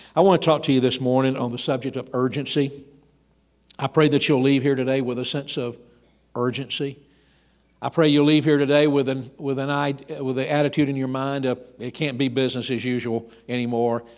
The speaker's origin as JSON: {"language": "English", "region": "Georgia", "country": "United States", "tie": "born or raised there", "said": "I grew up in Georgia"}